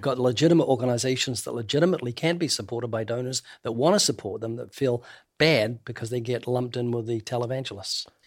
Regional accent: New Zealand; moved away as an adult; now in United States; being a New Zealander

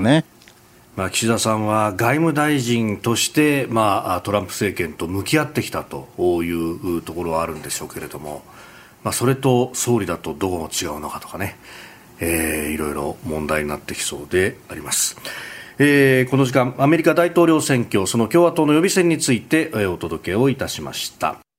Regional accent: Yokosuka, Kanagawa, Japan; also born or lived in Yokohama; 私横須賀生まれ横須賀育ち大学は横浜でありました

